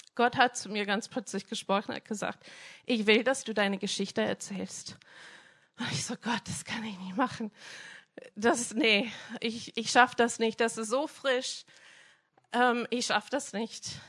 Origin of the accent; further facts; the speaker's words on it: Minnesota, United States; German is a second language; moved away; ich bin in einem kleinen Dorf aufgewachsen in Amerika, so 60 Einwohner, mitten auf dem Land. Ähm, ich komme aus Minnesota